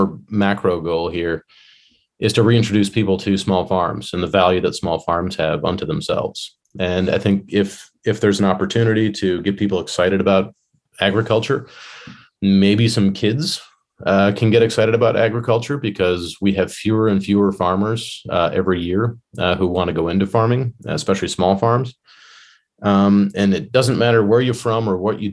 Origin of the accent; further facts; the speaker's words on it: Illinois, United States; now in Virginia, United States; I grew up in Illinois